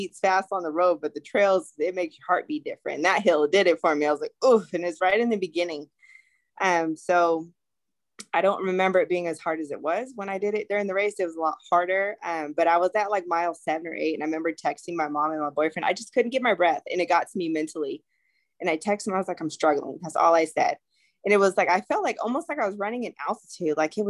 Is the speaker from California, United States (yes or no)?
yes; California, United States; I'm from California